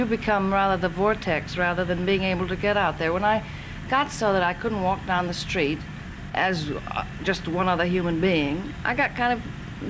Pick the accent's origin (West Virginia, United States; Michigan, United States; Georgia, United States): Georgia, United States; also born or lived in Texas; Well, I was born in Texas, but I left there when I was 6 months old, and I grew up in Georgia.